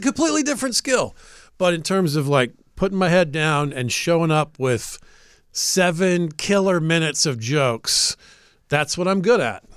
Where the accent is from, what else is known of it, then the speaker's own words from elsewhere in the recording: Atlanta, Georgia, United States; I'm from Atlanta